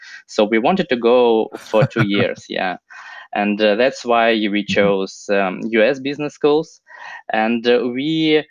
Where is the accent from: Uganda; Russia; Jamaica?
Russia; now in United States; Yeah, so I came from Russia here to Haas.